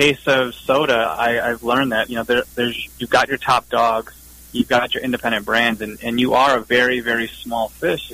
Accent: Cleveland, Ohio, United States; I'm originally from Cleveland, Ohio. Born and raised

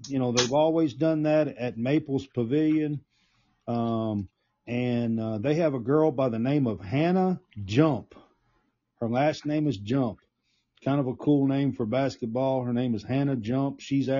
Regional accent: Glasgow, Kentucky, United States; I'm from Barron County, Glasgow, Kentucky, and it's the town over.

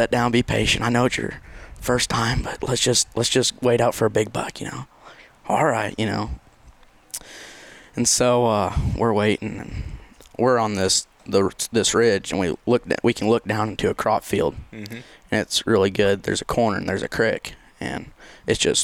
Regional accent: Unionville, Missouri, United States; I'm from Unionville, Missouri

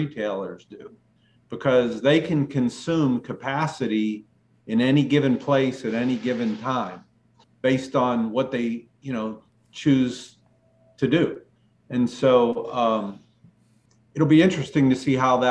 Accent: Western Pennsylvania, United States; I'm from Western PA

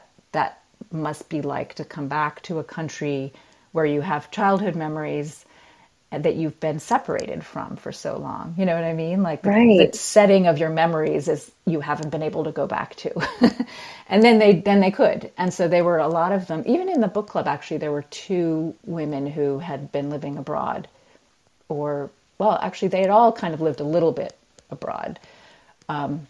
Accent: United States; moved away as an adult; also born or lived in Myanmar; the country I'm living in and my home country, the US

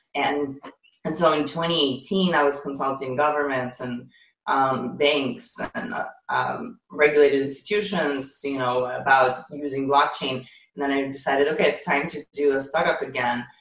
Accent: Ukraine; moved away; also born or lived in Israel; I'm actually Ukrainian. I was I was oh, born okay. in the Soviet Union

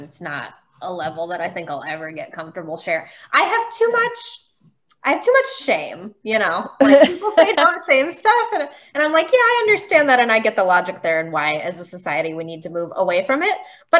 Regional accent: Beachwood, Ohio, United States; I grew up in Beechwood, which is a little city like 20 minutes east of Cleveland.

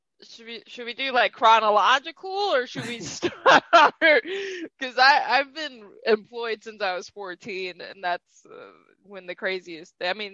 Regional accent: Texas, United States; moved away as an adult; now in Minnesota, United States; And I'm from Texas.

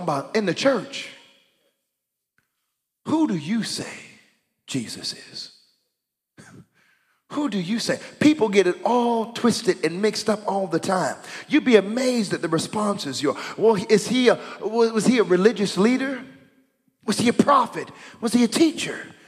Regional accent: United States; now in Canada; I'm an American

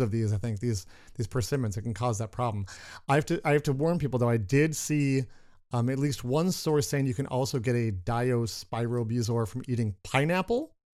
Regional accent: Minnesota, United States; we're from Minnesota.

